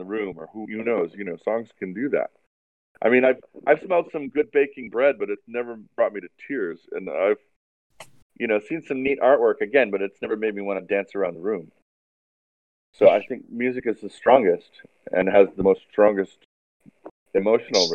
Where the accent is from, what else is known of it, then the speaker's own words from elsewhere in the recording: Hawaii, United States; I was fascinated by the ocean and marine biology growing up in Hawaii